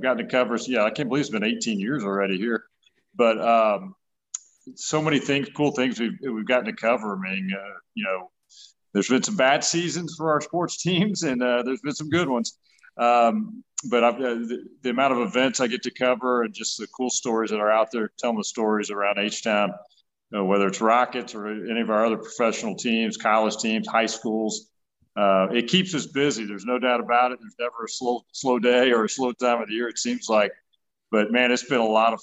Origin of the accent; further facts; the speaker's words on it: Houston, Texas, United States; also born or lived in Dallas-Fort Worth; I grew up here in Houston